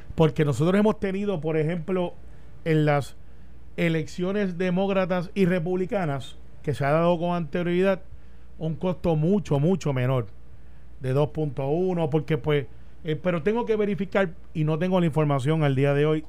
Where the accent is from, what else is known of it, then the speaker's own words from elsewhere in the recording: Puerto Rico; ves a los puertorriqueños, ves los luchadores que somos